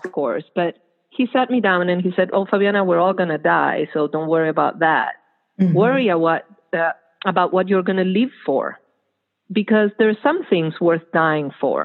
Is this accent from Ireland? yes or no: no; Argentina; moved away; That's where I grew up. I grew up in Argentina during the military dictatorship